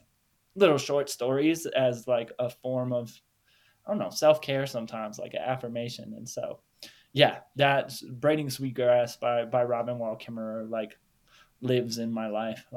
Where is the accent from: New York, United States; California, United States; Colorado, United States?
Colorado, United States; Denver; I'm from Denver, Boulder area, like, right from there you can see a peak.